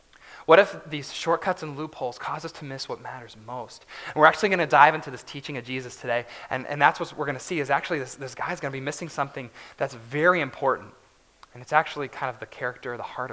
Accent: West Virginia, United States; I grew up in West Virginia, so all the roads there are basically curves

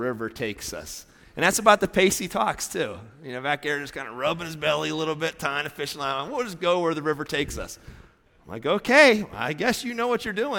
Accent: Pennsylvania, United States; moved away; I grew up in Pennsylvania

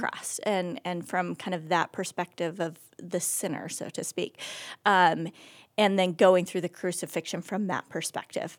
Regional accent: Oregon, United States; moved away as an adult; also born or lived in California / Rhode Island; now in Akron, United States; I was born and raised in Oregon

